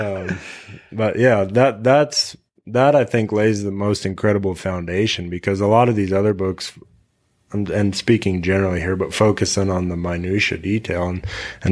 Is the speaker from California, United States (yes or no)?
no; Colorado ranch, United States; I kind of grew up in two worlds, which mm-hmm. is I lived out here and this was my life, but I also lived in town